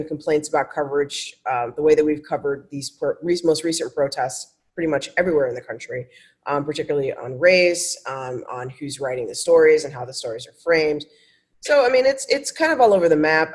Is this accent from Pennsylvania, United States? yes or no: no; Ohio, United States; moved away as an adult; also born or lived in Indianapolis / Sacramento; now in Los Angeles, United States; I grew up in Ohio